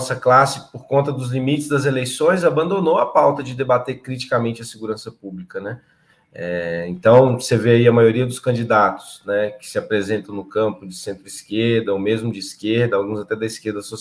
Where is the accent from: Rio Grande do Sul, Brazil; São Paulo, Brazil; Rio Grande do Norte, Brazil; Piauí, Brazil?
São Paulo, Brazil; Piracicaba; sou do interior de São Paulo, de Piracicaba, né, moro lá desde 2009, é, tenho 32 anos